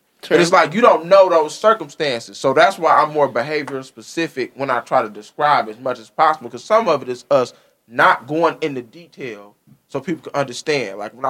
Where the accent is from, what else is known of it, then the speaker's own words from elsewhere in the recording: Taylor, Michigan, United States; I came from Taylor, Michigan, and I know I went to work.